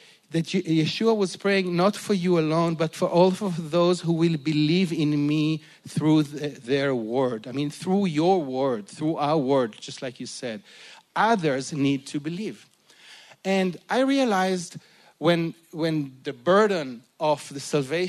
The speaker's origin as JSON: {"language": "English", "town": "Jerusalem", "region": "Jerusalem District", "country": "Israel", "tie": "born or raised there", "said": "I'm Jewish, I'm from Israel, I was born to a secular family in Jerusalem"}